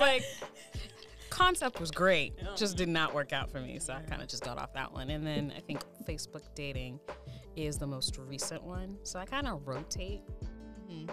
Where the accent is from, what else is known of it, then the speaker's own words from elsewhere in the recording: Brockton, Massachusetts, United States; I'm also from Brockton